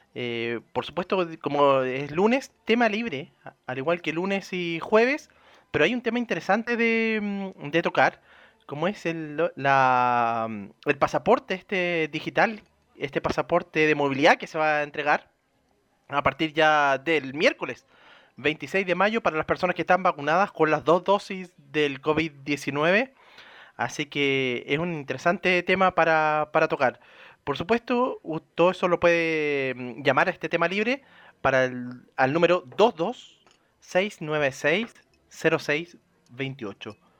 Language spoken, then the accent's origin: Spanish; Chile; como chilenos